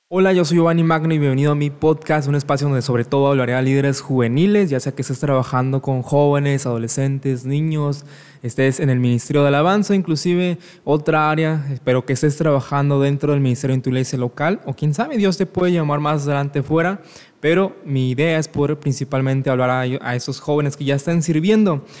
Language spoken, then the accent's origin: Spanish; Mexico; soy de México